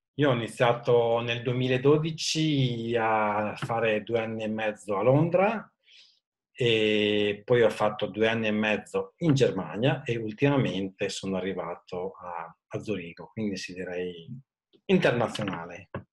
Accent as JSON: {"language": "Italian", "town": "Modena", "region": "Emilia-Romagna", "country": "Italy", "also_born_or_lived": "London / Zurich", "said": "sono originario di Modena, dove attualmente vivo con eh, la famiglia"}